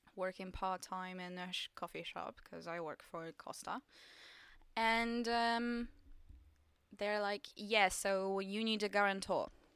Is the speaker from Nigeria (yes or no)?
no; Poland; English is a second language; moved away as an adult; now in England; the only job available in my hometown at the moment in Poland